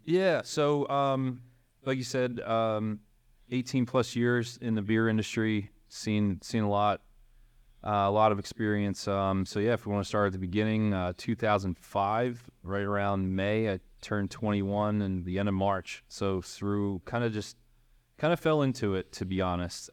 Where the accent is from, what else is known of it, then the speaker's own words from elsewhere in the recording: Philadelphia, Pennsylvania, United States; I grew up in the Northeast in Fox Chase